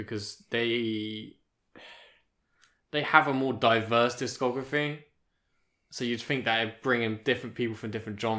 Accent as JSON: {"language": "English", "region": "England", "country": "United Kingdom", "said": "We're English"}